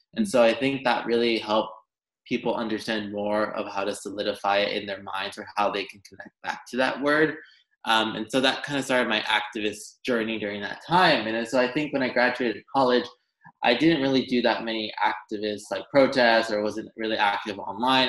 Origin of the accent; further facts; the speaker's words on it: Los Angeles, California, United States; I grew up in Los Angeles, California, and my parents had immigrated